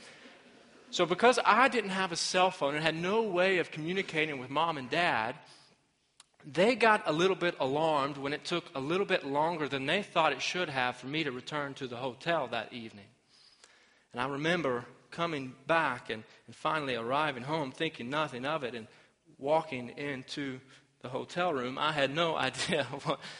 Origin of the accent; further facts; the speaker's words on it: Arkansas, United States; my home state of Arkansas